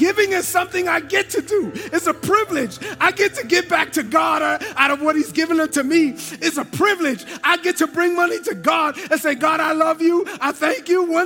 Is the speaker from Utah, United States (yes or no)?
no; New York City, New York, United States; moved away as an adult; I'm from East New York, Brooklyn